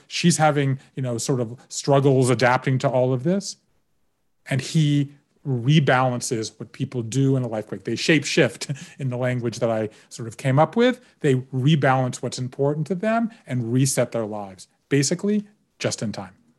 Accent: Georgia, United States; having grown up in Georgia, and particularly as a Jew in Georgia

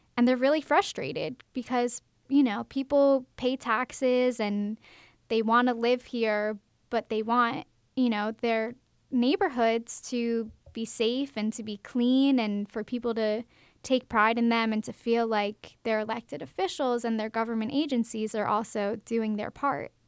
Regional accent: Baltimore, Maryland, United States; now in Macon, United States; when I moved to Macon, I'm from Baltimore, Maryland

